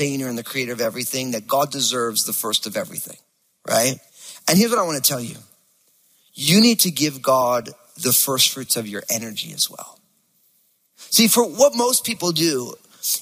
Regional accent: New Jersey, United States; I'm from New Jersey

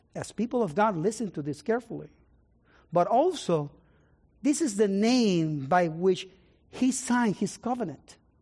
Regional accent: San Juan, Puerto Rico; moved away; I was born in Puerto Rico, in the city of San Juan

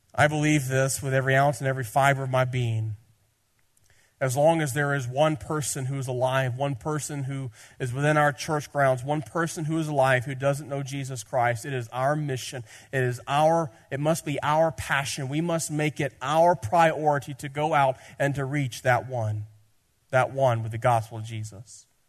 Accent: Tennessee, United States; I'm from Tennessee

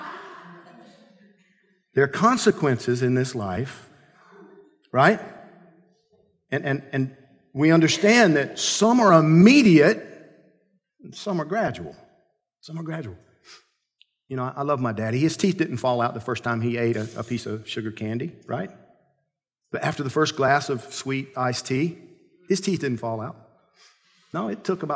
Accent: Georgia, United States; I grew up in Georgia

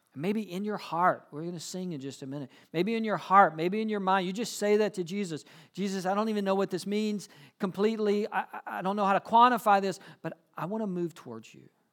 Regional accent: South Georgia, United States; moved away; I'm from South Georgia

